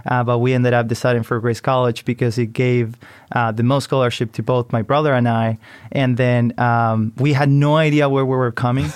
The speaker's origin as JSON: {"language": "English", "country": "Chile", "moved": "as an adult", "lives_now": "United States", "said": "I come from Chile, so I came to study business to the U S."}